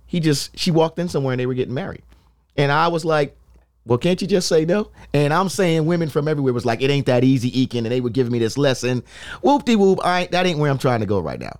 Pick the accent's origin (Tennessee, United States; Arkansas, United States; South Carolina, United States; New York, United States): New York, United States; New York City; I'm from the Bronx